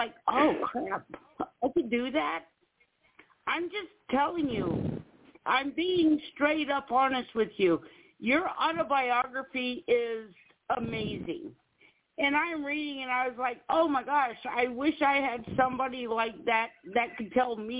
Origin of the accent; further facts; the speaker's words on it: East Coast, United States; moved away; I'm from the East Coast